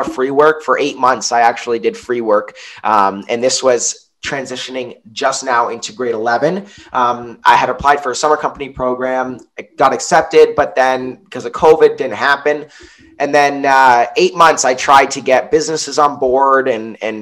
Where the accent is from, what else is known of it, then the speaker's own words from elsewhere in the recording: Niagara-on-the-Lake, Ontario, Canada; I'm from Niagara on the Lake. My mom's American. She moved here, met my dad. They built a house here. I haven't moved anywhere else